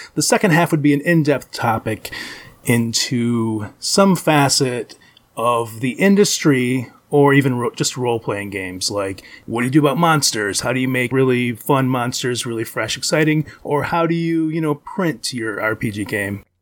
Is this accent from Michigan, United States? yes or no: yes; Ypsilanti, Michigan, United States; I'm in Ypsilanti, Michigan